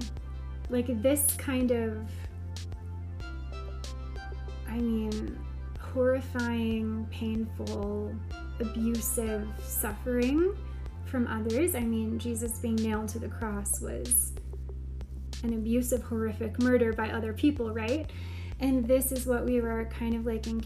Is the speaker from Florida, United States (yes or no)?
no; Oklahoma, United States; accent: Southern; I am from Oklahoma.